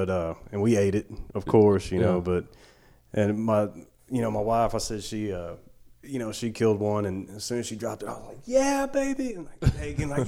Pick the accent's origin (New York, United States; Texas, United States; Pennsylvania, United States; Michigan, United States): Texas, United States; West; moved away as an adult; now in Dallas, United States; I'm from West Texas